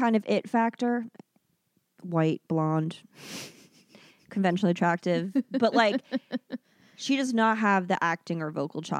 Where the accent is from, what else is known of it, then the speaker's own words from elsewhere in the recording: Philippines; It shames me as a Filipino.